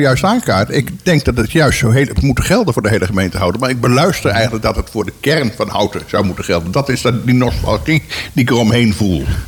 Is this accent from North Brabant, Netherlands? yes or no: no; Tull en 't Waal, Utrecht, Netherlands; Ik kom toevallig uit Tullentwaal.